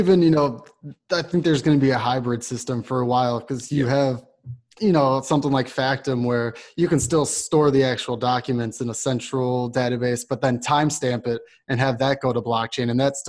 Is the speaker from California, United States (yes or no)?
no; Chicago, Illinois, United States; now in Austin, United States; And I'm originally from Chicago, so I spend a lot of time up there